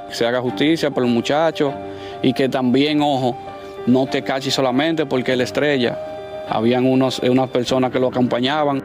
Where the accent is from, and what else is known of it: Dominican Republic